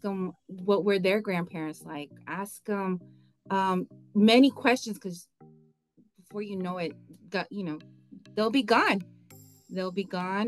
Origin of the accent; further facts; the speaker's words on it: Texas, United States; since I was born in Texas, I'm a Tejana